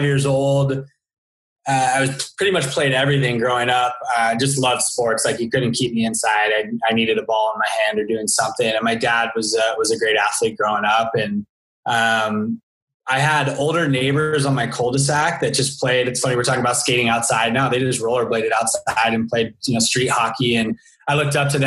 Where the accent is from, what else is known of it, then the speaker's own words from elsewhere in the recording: Thousand Oaks, California, United States; also born or lived in Santa Barbara / France / Newport Beach; growing up in Thousand Oaks